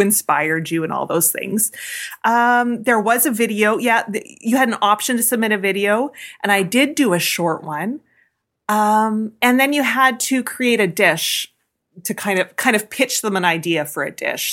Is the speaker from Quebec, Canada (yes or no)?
no; Avonlea, Saskatchewan, Canada; also born or lived in Red Deer, Alberta / Regina; now in Milestone, Canada; farm is where I spent most of my time as a ki-, kid